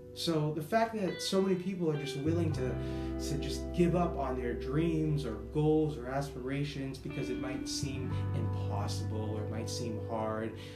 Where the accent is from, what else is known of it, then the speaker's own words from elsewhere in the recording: Boston, Massachusetts, United States; accent: Boston; moved away as an adult; also born or lived in Florida / California; a real Bostonian from Boston, born and raised